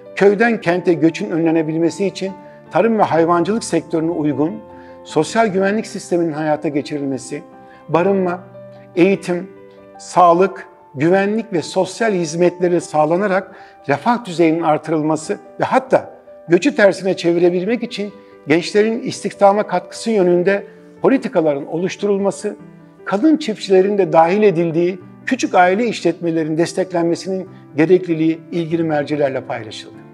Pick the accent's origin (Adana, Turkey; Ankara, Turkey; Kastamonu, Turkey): Kastamonu, Turkey; İnebolu; moved away; also born or lived in Samsun / Istanbul; 1957 yılında İnebol'da doğdum. İlk öğrenimi İnebol'da tamamladıktan sonra